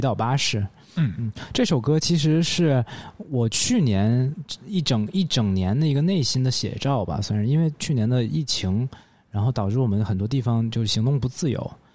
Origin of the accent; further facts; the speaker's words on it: Northeast China, China; 大家会认为我是一个东北说唱歌手